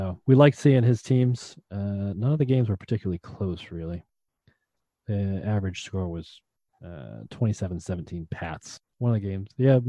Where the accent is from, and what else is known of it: New England, United States; accent: New England